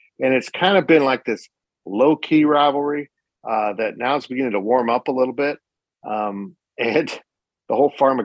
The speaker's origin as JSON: {"language": "English", "region": "Kansas", "country": "United States", "tie": "born or raised there", "said": "as an ag guy, as you know, guy growing up in Kansas"}